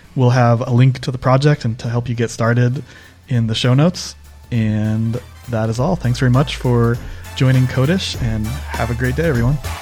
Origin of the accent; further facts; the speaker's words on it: Northeast U.S., United States; I grew up in the Northeast U.S.